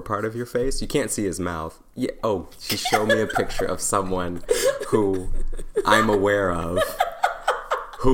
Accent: United States; I'm from the United States

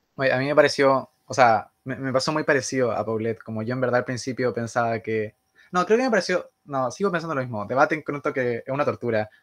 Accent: Santiago, Santiago Metropolitan Region, Chile; Yo soy de Santiago

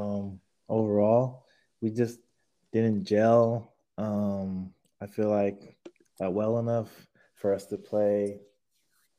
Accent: Sacramento, California, United States; playing for my hometown team

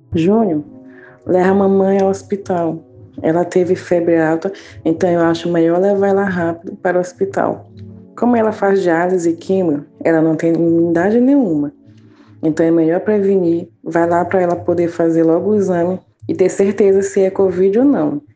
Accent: Alcântara, Maranhão, Brazil; eu sou de Itamatativa, um dos três territórios quilombolas de Alcântara do Maranhão

